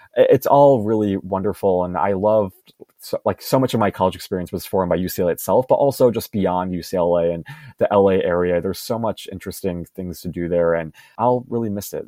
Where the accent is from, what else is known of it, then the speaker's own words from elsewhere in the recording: Chicago, Illinois, United States; moved away as an adult; also born or lived in Los Angeles, United States; I'm currently in Chicago, my hometown